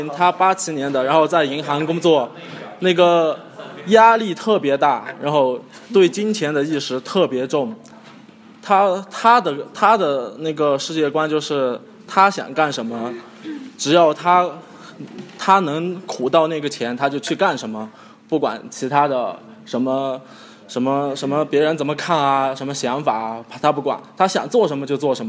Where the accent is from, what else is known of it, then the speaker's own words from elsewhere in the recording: China; 因为我们现在呃作为一个中国人。